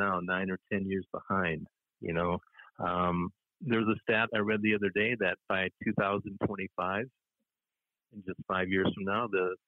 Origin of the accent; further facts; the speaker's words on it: Minneapolis, Minnesota, United States; moved away as an adult; lived in different states after growing up in the Twin Cities area